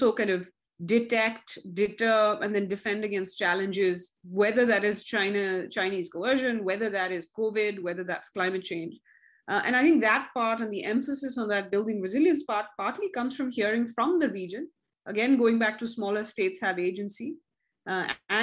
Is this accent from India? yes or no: yes; India; When I was growing up in India in the 80s